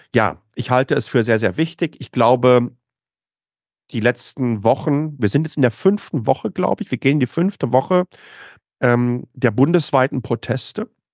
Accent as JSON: {"language": "German", "town": "Waltrop", "region": "North Rhine-Westphalia", "country": "Germany", "tie": "born or raised there", "moved": "as an adult", "lives_now": "Taiwan", "said": "Ich bin im Ruhrgebiet groß geworden, im östlichen Ruhrgebiet, in, in Waltrop, äh, zur Schule gegangen"}